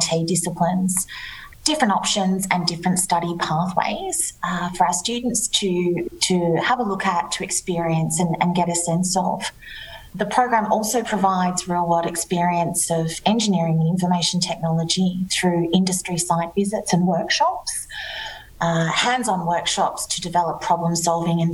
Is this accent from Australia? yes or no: yes; Canberra, Australian Capital Territory, Australia; moved away as an adult; now in Melbourne, Australia; I grew up in Canberra and went to school in Canberra, and Melbourne has been home for the last 25 years.